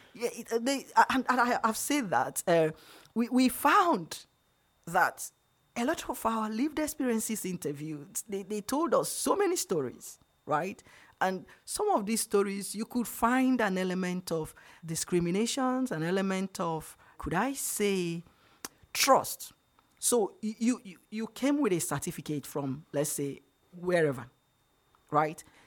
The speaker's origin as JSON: {"language": "English", "country": "Nigeria", "said": "I'm from Nigeria, so it's unfair to call me Black when I'm African"}